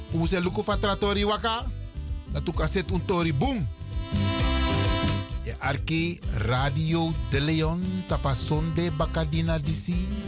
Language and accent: Dutch; Netherlands; Wij zijn hier in dit land, we zijn Nederlanders en we willen gelijk behandeld worden.